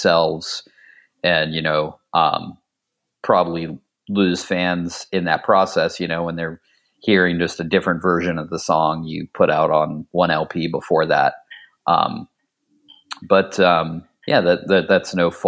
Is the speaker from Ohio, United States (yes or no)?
yes; Ohio, United States; also born or lived in Pittsburgh, Pennsylvania; my family moved to Ohio when I was pretty young. So for the most part, I was in Ohio from about the age 7 to 19